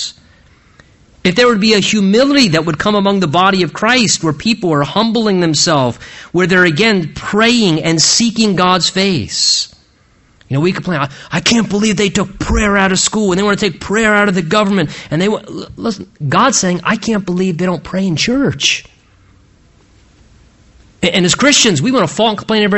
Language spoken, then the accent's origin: English; United States; being an American